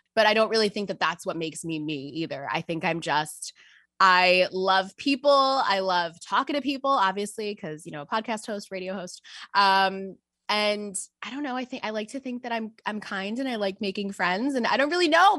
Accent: Westchester County, New York, United States; I am actually from New York. I am from Westchester County

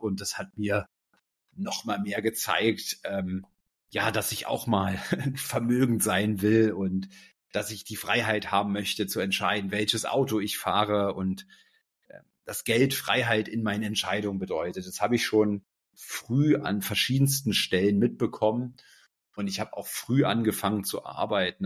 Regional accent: Berlin, Germany; ich bin erstmal aufgewachsen hier in Berlin, ähm, in Berlin-Schmargendorf.

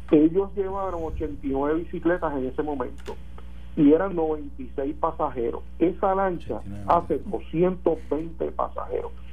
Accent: Puerto Rico; los puertorriqueños que somos unos y otros

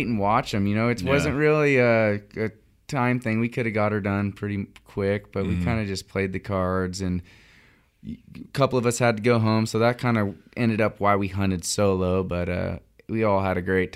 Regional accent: Redding, California, United States; Redding, California

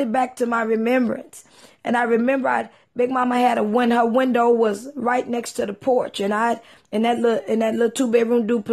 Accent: East Texas, United States; when I was a little girl growing up in East Texas

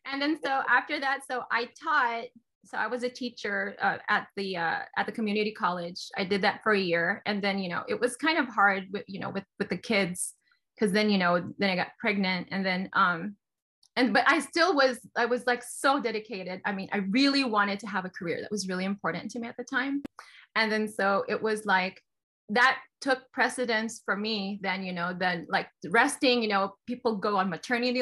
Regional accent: Philippines; moved away as an adult; now in United States; So I'm from the Philippines. And then I went to the US.

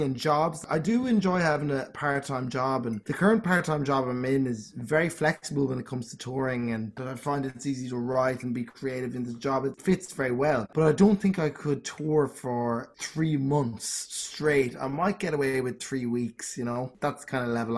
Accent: Boyle, Connacht, Ireland; my hometown of Boyle

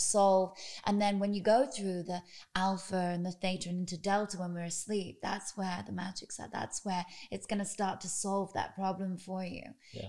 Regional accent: United Kingdom; now in United States; I've only just become American. I'm British

